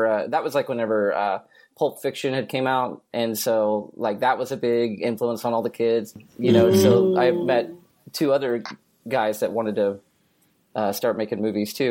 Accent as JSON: {"language": "English", "town": "Newcastle", "region": "Oklahoma", "country": "United States", "tie": "born or raised there", "said": "Newcastle, Oklahoma. It's a very very small town."}